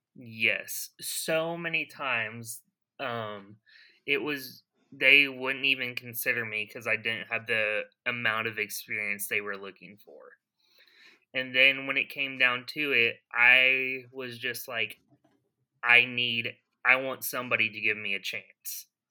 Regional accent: Broken Arrow, Oklahoma, United States; also born or lived in Tulsa; now in Pryor, United States; I was born and raised here in Oklahoma. I was born in Oklahoma City

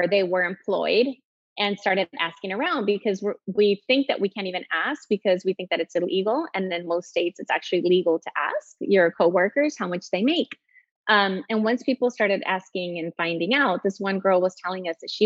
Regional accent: El Salvador; moved away as an adult; also born or lived in Texas; I was born in Texas, but I grew up in El Salvador. My mom still lives there, and my sisters, and I left at 18

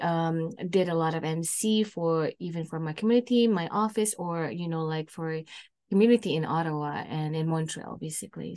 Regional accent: Indonesia; moved away as an adult; now in Canada; I born and raised in Indonesia and I moved to Canada, uh, on two thousand seven

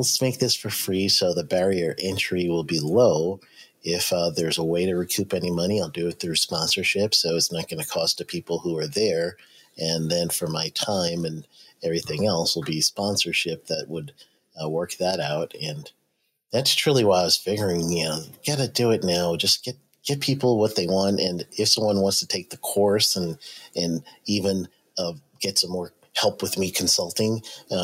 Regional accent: New York, United States; moved away; I grew up in New York

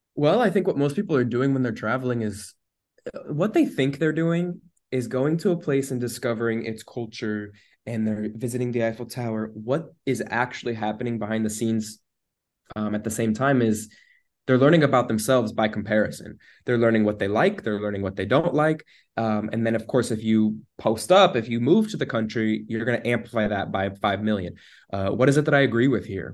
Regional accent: United States; moved away

